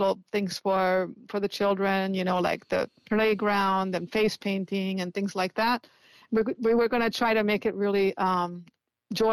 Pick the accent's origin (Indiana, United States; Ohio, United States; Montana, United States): Indiana, United States; now in San Francisco, United States; Even when I was a little child, you know, living in Indiana